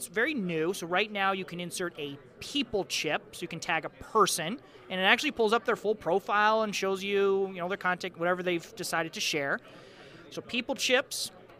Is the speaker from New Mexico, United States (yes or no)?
no; Michigan, United States; I'm from Michigan, so I taught outside of Detroit.